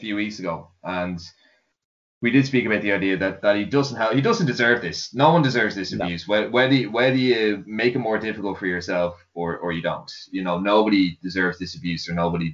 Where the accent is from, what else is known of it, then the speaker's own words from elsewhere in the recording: Ireland; me being an Irish fan and an Irish writer